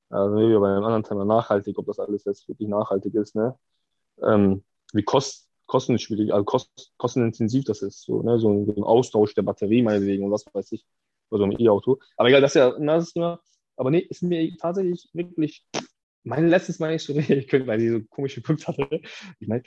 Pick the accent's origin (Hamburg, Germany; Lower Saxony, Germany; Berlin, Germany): Hamburg, Germany; Ich bin ja aus Wilhelmsburg.